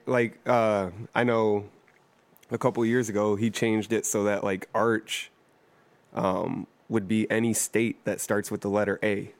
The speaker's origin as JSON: {"language": "English", "town": "Toledo", "region": "Ohio", "country": "United States", "tie": "born or raised there", "said": "I grew up in East Toledo"}